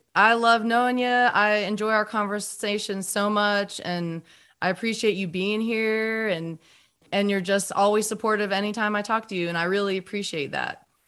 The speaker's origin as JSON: {"language": "English", "region": "North Carolina", "country": "United States", "said": "we're both from North Carolina"}